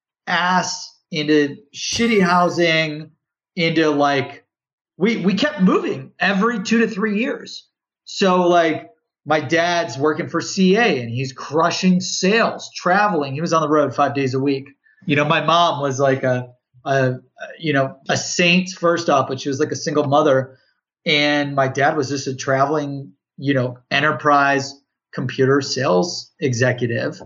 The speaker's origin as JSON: {"language": "English", "town": "Cleveland", "region": "Ohio", "country": "United States", "tie": "born or raised there", "said": "I grew up in Ohio, in Cleveland."}